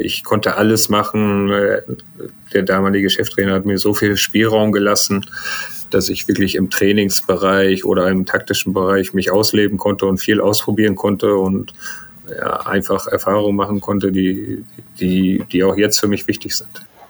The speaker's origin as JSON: {"language": "German", "country": "Germany", "tie": "born or raised there", "said": "Ich bin ja hier aufgewachsen in Deutschland. Vater ist Iraner, Mutter ist Deutsch."}